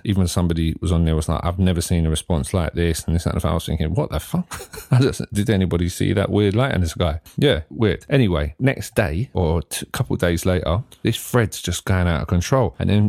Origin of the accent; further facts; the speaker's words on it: East of England, United Kingdom; close to where I grew up in Hertfordshire